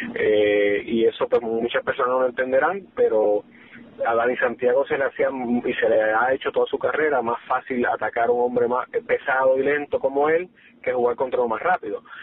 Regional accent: Caguas, Puerto Rico; Caguas, que de hecho es mi, en mi pueblo, eh, donde me crié

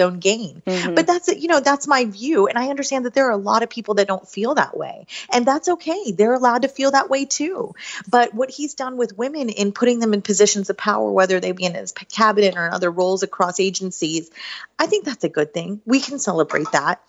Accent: Southern West Virginia, United States; now in Northern Virginia, United States; I grew up in Southern West Virginia

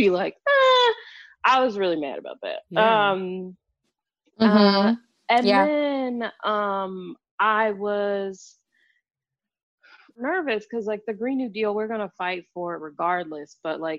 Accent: Chicago, Illinois, United States; now in Washington, D.C., United States; growing up in Chicago

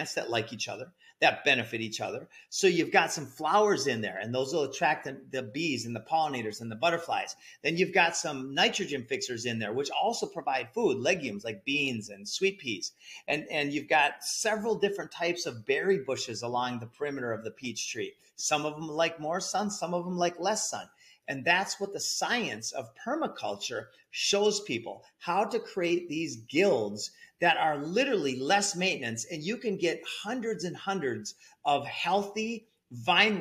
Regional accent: Minnesota, United States; also born or lived in Costa Rica; now in Central Florida, United States; So I'm in Central Florida. I lived 12 years in Costa Rica and I grew up in Minnesota

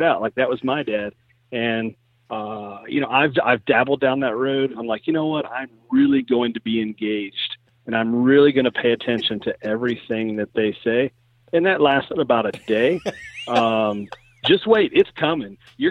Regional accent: Kentucky, United States; now in Iowa, United States; I'm going to Kentucky. I went back to my home state

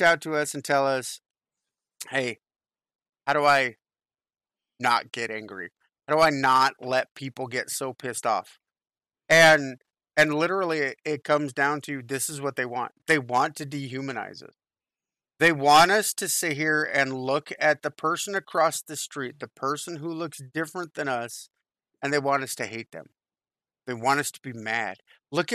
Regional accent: California, United States; I grew up in California during the riots in 92-93, right?

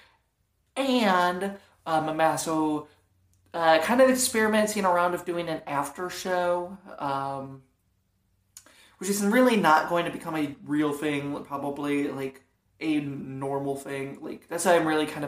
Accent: Toledo, Ohio, United States; now in Fort Wayne, United States; Now I live in Fort Wayne, but I grew up for the most part in Toledo, Ohio.

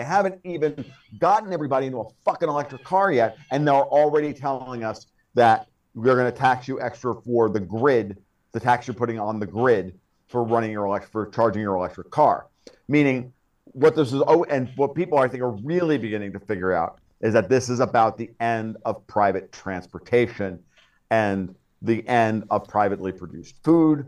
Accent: Woodbury, New York, United States; one of those reservoirs is my hometown

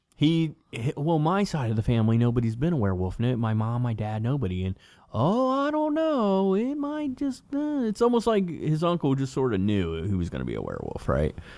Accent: Cincinnati, Ohio, United States; we're, we're from Cincinnati

